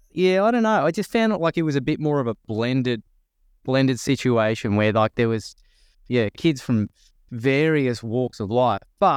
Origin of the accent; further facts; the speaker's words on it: Narara, New South Wales, Australia; I grew up in Narara on the Central Coast, and it was a state school, like a high school, and pretty healthy Aboriginal population as well.